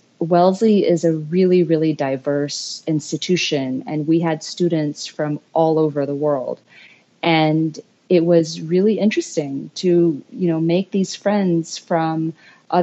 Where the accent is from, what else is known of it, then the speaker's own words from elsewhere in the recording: Philippines; moved away as an adult; also born or lived in United States; I grew up in the Philippines and biracial Filipino-American. My dad is Filipino and my mom is American